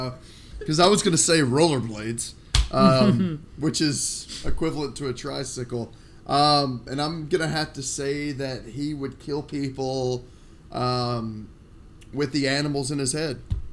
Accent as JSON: {"language": "English", "town": "Nashville", "region": "Tennessee", "country": "United States", "said": "I'm from Nashville"}